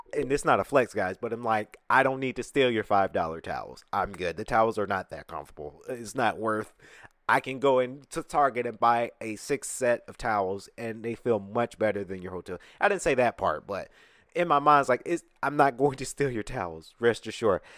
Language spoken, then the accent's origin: English; Atlanta, Georgia, United States; I'm from Atlanta.